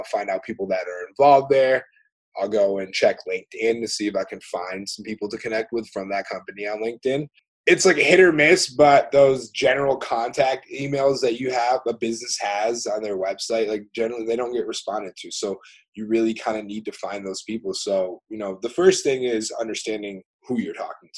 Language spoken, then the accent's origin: English; Rochester, Michigan, United States; also born or lived in Norway; I grew up in Rochester.